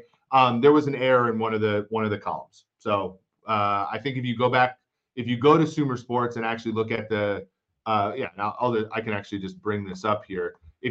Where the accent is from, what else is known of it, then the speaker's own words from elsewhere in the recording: Minnesota, United States; when I was a kid and growing up in Minnesota.